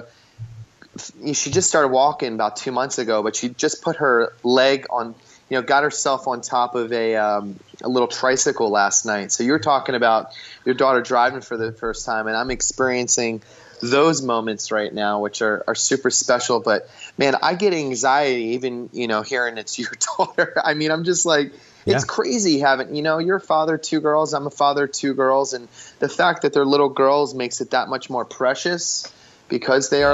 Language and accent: English; Philadelphia, Pennsylvania, United States; now in Southern California, United States; growing up in Philly